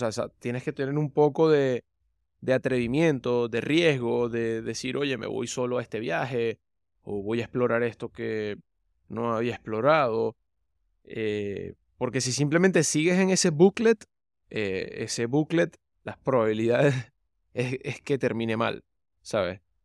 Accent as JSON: {"language": "Spanish", "country": "Venezuela", "moved": "yes", "said": "De Venezuela"}